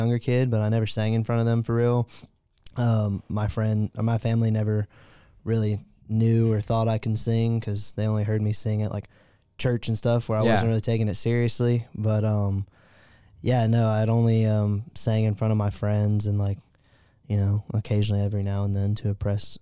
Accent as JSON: {"language": "English", "town": "Conroe", "region": "Texas", "country": "United States", "moved": "as an adult", "lives_now": "Augusta, United States", "said": "I'm originally from a little town in southeast Texas called Conroe"}